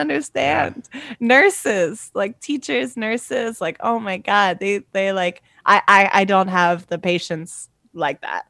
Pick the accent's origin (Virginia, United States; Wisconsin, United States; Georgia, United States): Virginia, United States; I'm from Virginia, I'm from the South